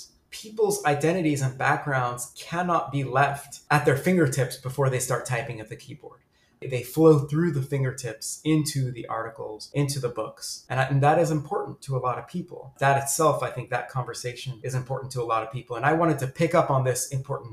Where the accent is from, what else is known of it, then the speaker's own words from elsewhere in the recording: United States; accent: American; also born or lived in Sudan; I speak Arabic with a very American accent, very Americanized, because I moved to the United States as a child